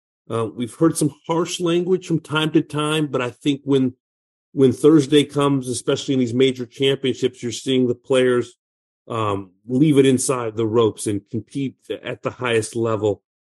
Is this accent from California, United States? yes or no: yes; Southern California, United States; I'm from Southern California